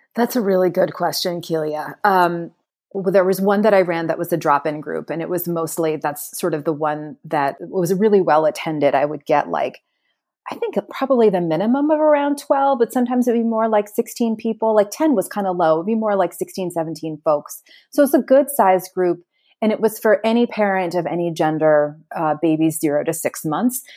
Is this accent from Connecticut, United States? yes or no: yes; Connecticut, United States; also born or lived in Jamaica Plain, Boston, Massachusetts; now in Boston, United States; I was born in Connecticut